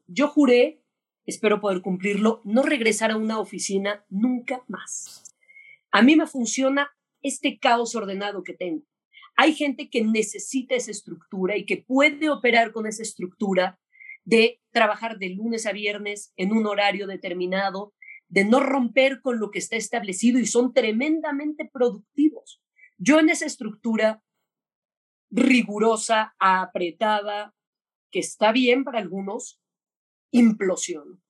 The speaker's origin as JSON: {"language": "Spanish", "country": "Mexico", "said": "Pero yo soy mexicana, súper mexicana"}